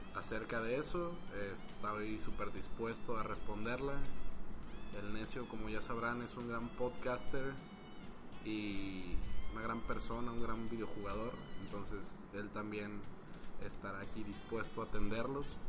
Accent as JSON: {"language": "Spanish", "town": "Guadalajara", "region": "Jalisco", "country": "Mexico", "said": "yo soy un individuo de Guadalajara que anda aquí de paso"}